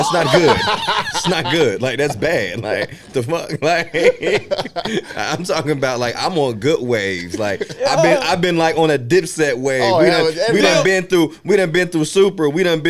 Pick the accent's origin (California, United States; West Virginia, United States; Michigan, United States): West Virginia, United States; I was from West Virginia.